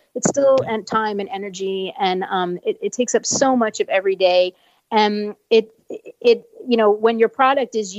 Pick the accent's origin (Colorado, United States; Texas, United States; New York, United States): New York, United States; I'm originally from the East Coast and from New York